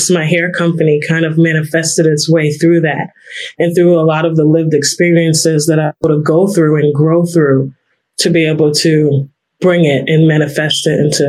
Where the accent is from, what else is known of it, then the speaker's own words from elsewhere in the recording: New York, United States; I am from New York.